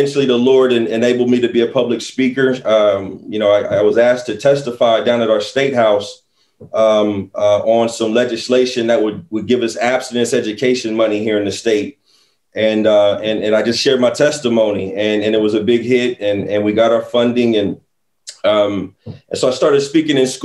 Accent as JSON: {"language": "English", "region": "Central Ohio", "country": "United States", "said": "I'm from Central Ohio, you know, go Bucks out here in Columbus, Ohio."}